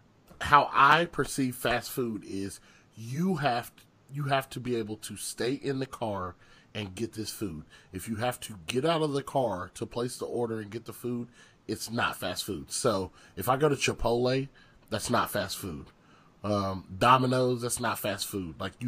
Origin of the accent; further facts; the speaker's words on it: Southern United States, United States; much different than probably myself or Justice growing up in the South.